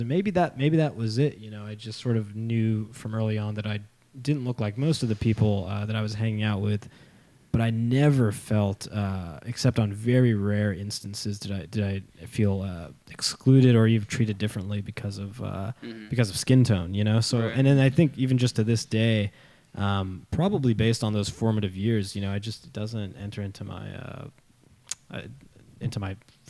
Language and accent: English; United States; So I was born and raised in the United States, right? I've been here my whole life.